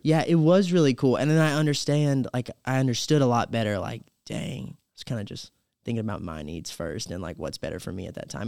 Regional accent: Campobello, South Carolina, United States; born in Campobello, South Carolina.

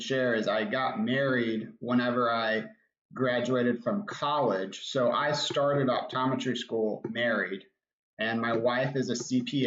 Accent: Arlington, Texas, United States; I grew up in Arlington. My wife and I both grew up in Arlington

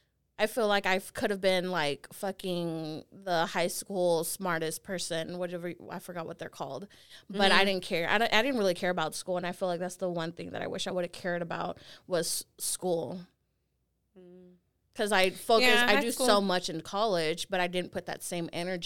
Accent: Pleasant Grove, United States; I'm from Pleasant Grove. It's ghetto out there, okay?

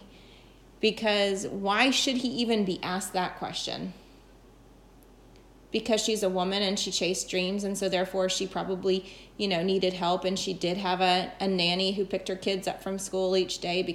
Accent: the South, United States; I'm from the South

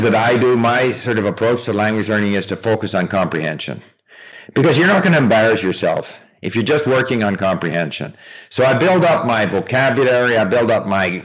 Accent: Montreal, Quebec, Canada; moved away as an adult; also born or lived in France; I grew up in Montreal, but in the English-speaking part of Montreal

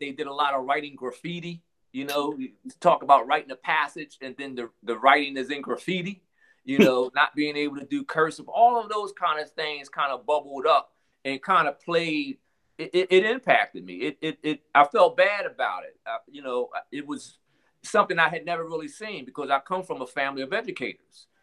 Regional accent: Philadelphia, Pennsylvania, United States; I'm from Philadelphia, Pennsylvania

